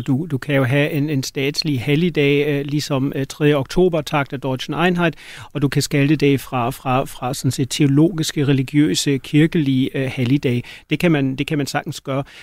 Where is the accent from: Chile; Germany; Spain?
Germany; now in Denmark